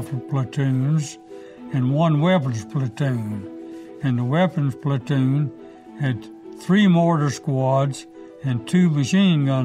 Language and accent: English; Carthage, Mississippi, United States; also born or lived in Rosedale, Mississippi; I was born near Carthage, Mississippi, July the 20th, 1919. So I grew up on a small farm